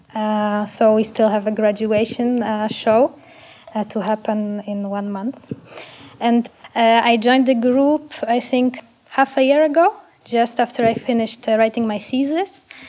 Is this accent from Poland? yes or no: yes; Poland; now in Amsterdam, Netherlands; I'm from Poland originally